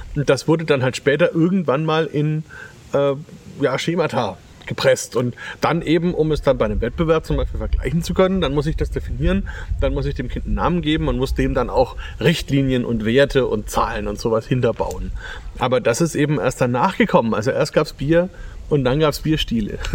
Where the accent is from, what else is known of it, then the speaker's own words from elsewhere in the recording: Franconia, Bavaria, Germany; hier bei uns in Franken